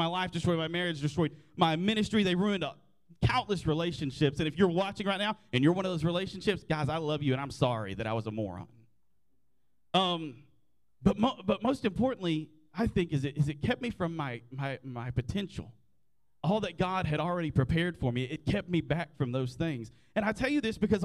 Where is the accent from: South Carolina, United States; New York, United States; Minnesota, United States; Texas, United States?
Texas, United States; Graham; I grew up in Graham, America. My first day of school was at Shawnee Elementary, which is now North Central Texas College, and I graduated in 2008 from Graham High School